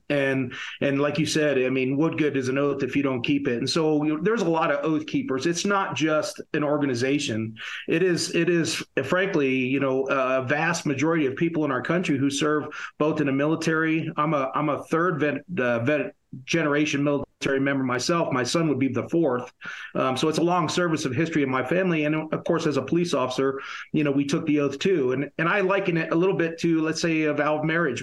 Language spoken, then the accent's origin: English; upstate New York, United States; my hometown in upstate New York